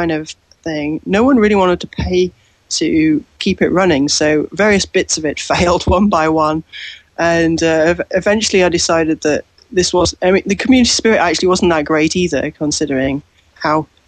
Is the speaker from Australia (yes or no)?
no; Yorkshire and the Humber, United Kingdom; moved away as an adult; also born or lived in Durham; now in London, United Kingdom; I was born in Yorkshire, so that's I guess 200 miles north of London. So I was raised there, and I lived there till I was 18